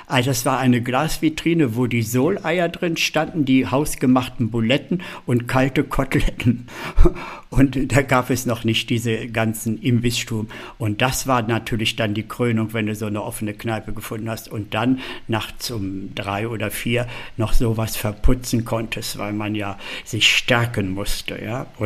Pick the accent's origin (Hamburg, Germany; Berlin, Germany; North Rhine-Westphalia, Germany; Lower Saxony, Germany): Lower Saxony, Germany; Hanover; ja gut, ich komme aus Hannover, aber da war ja auch nicht viel los zu der Zeit